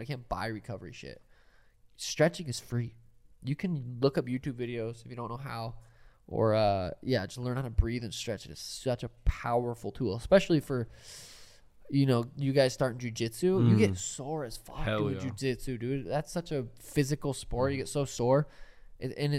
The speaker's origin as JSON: {"language": "English", "region": "Montana", "country": "United States", "said": "I'm from Montana."}